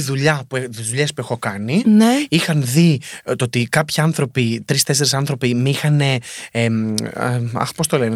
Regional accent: Greece; moved away; έρχομαι από την Ελλάδα

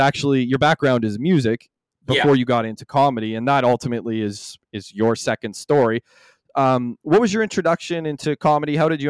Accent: Ottawa Valley, Canada; that's what it's like being from the valley.

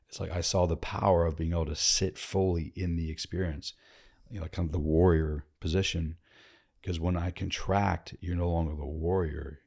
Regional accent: Northern Virginia, United States; Born and raised in Virginia, Northern Virginia, D C

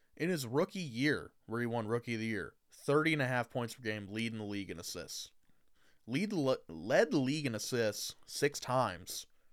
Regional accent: Indiana, United States; I'm from Indiana

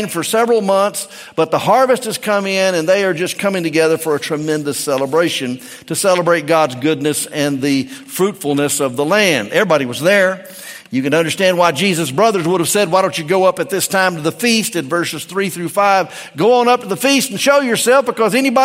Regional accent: Memphis, Tennessee, United States; moved away; also born or lived in Peru; I was born and raised in Memphis, and we had the big Mississippi in there

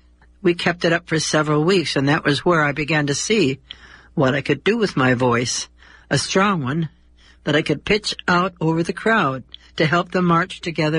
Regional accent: Detroit, Michigan, United States; moved away as an adult; also born or lived in Los Angeles; Take a good look at me now at 90 and try to imagine that I was once a girl of 18 growing up in Detroit, Michigan, then one of the most ethnically mixed and racially restricted cities in the USA.

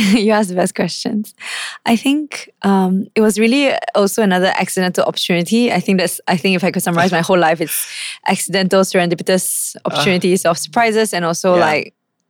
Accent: Indonesia; also born or lived in Japan; So I grew up traveling with my parents, like to Jakarta. I was brought up in Indonesia as well.

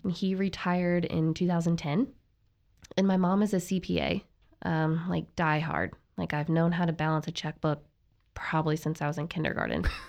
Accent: Cincinnati, Ohio, United States; moved away as an adult; also born or lived in Kentucky; now in Tyler, Texas, United States; I'm from Cincinnati, Ohio

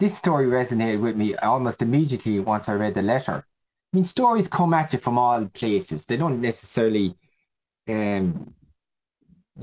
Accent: Ireland; Who are we as Irish people?

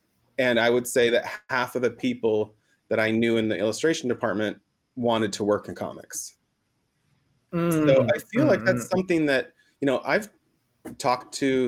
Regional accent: Boise, Idaho, United States; also born or lived in Mexico / New York / Los Angeles; now in Portland, United States; I was raised in Boise, Idaho, and then moved to several different places in Mexico where my mom is from. But I've lived in New York, and I've lived in Los Angeles.

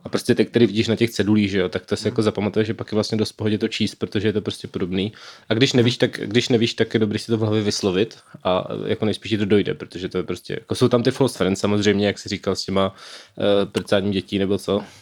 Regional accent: Brno, South Moravian Region, Czechia; já jsem v Brně

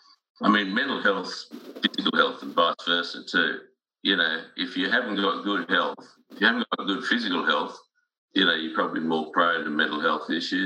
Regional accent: Sydney, New South Wales, Australia; School was good, and it was really interesting because I lived in a suburb called Strathfield, which was reasonably upmarket

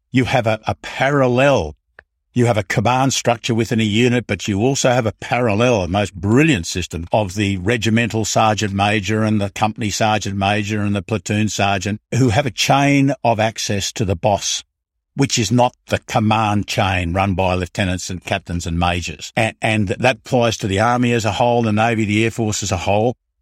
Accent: Melbourne, Victoria, Australia; I was born in, I was born in Melbourne

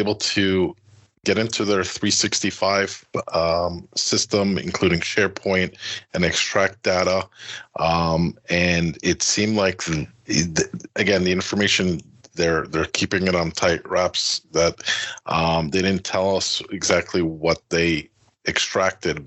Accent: New Jersey, United States; I'm from New Jersey

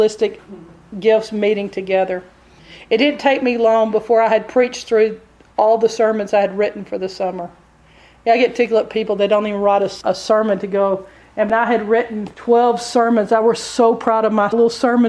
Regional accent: Texas, United States; accent: Texas

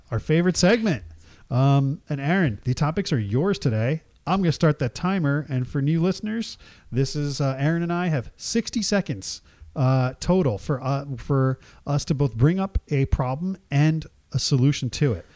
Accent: Jersey Shore, New Jersey, United States; growing up in the Jersey Shore

